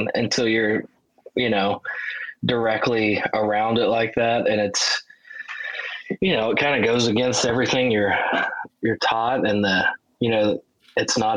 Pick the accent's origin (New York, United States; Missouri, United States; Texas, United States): Texas, United States; Wichita Falls; my hometown, Wichita Falls